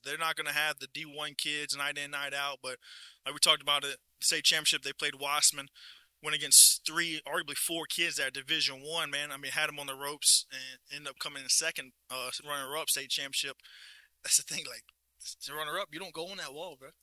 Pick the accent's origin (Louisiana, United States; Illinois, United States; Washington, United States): Louisiana, United States; Livingston Parish; born and raised in Livingston Parish